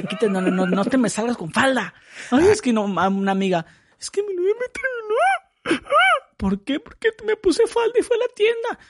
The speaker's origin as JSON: {"language": "Spanish", "town": "Mexicali", "region": "Baja California", "country": "Mexico", "said": "yo soy de Mexicali. Mexicali es bonito."}